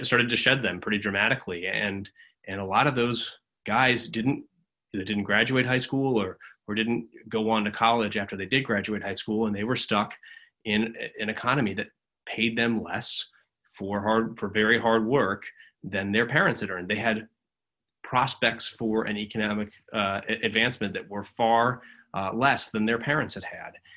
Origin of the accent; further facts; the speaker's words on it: McMinnville, Oregon, United States; moved away; I watched it happen in my hometown of McMinnville, Oregon.